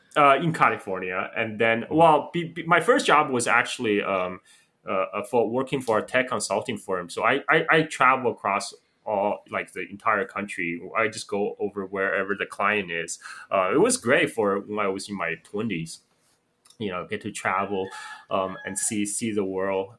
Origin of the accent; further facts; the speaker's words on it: Chongqing, China; also born or lived in Guangzhou; now in Bali, Indonesia; I went back to my hometown Chongqing